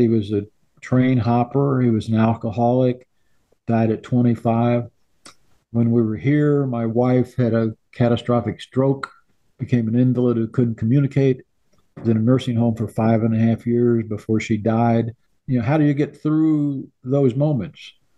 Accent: Illinois, United States; moved away as an adult; My wife and I left Illinois in 1965.

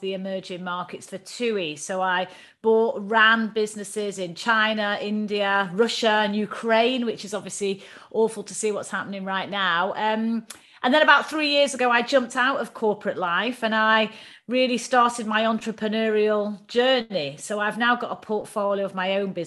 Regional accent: Manchester, North West England, United Kingdom; moved away as an adult; also born or lived in London; I grew up in Manchester in the northwest of the UK.

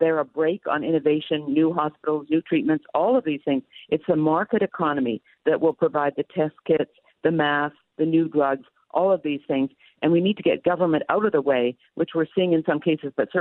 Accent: Canada; now in United States; I'm from Canada

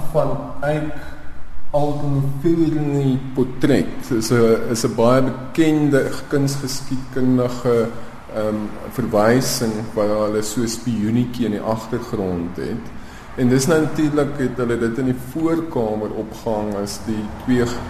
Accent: Pretoria, Gauteng, South Africa; my kinderjare in Pretoria

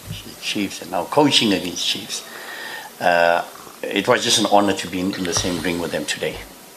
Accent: South Africa; myself being a South African, a fellow South African

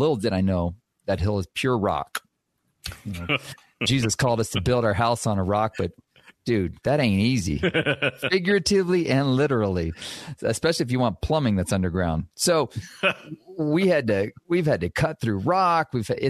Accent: Guatemala; also born or lived in Texas, United States; I was born in Texas, but I spent most of my childhood in Guatemala.

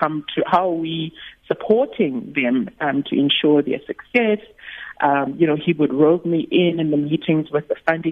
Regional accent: Eastern Cape, South Africa; moved away; I'm originally from the Eastern Cape

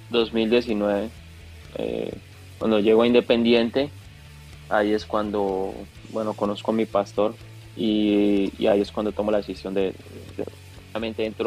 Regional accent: Colombia; soy el único colombiano que ha ganado las tres, las tres copas

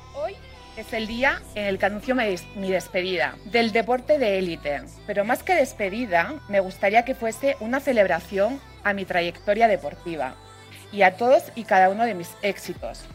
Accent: Spain; he hecho historia en mi país

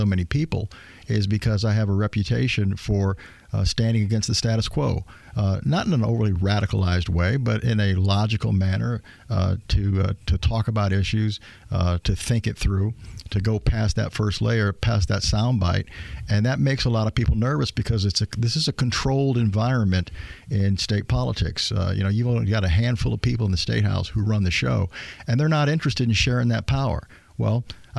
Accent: Elkhart, Indiana, United States; also born or lived in Bloomington, Indiana; I was born in Elkhart a number of years ago

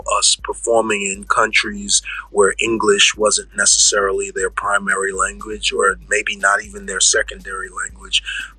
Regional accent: New York City, New York, United States; I'm from the Bronx

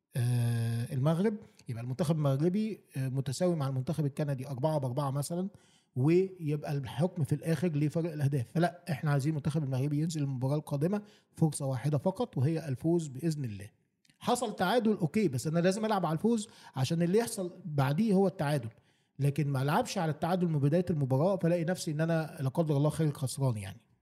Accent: Egypt; بصفتي مصري

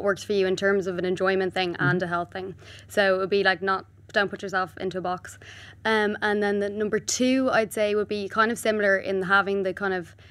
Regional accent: Ireland; we're Irish

